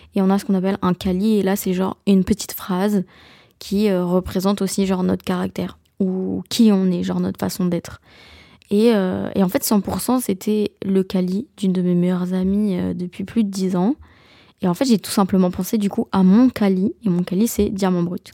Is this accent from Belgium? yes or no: yes; Belgium; Je suis belge